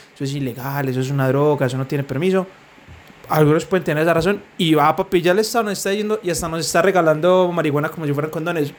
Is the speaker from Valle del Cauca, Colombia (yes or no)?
no; Medellín, Antioquia, Colombia; Medellín, que somos de Medellín